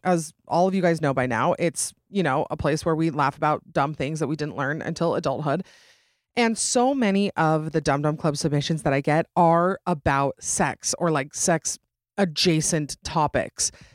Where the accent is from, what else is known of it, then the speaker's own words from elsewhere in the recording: Utah, United States; right here in my home state of Utah